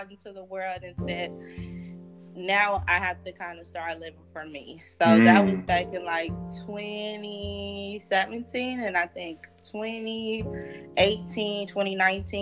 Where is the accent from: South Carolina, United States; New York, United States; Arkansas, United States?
Arkansas, United States; Little Rock; I was born and raised in Little Rock, Arkansas, back in 94